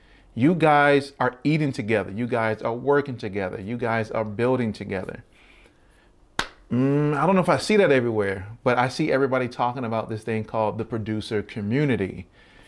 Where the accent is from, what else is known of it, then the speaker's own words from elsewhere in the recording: Baltimore, Maryland, United States; he's from Baltimore, I'm from Baltimore